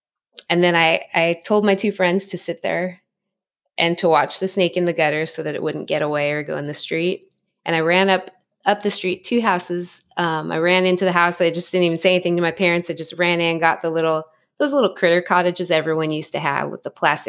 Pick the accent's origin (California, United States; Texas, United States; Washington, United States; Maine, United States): California, United States; San Dimas; I'm outside in Southern California. I grew up in San Dimas, California, Los Angeles County.